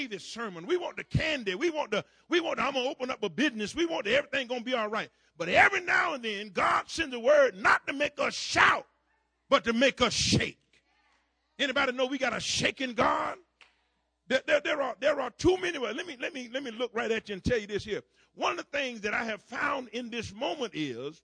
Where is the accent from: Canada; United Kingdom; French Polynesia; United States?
United States; Florida; down in my home state of Florida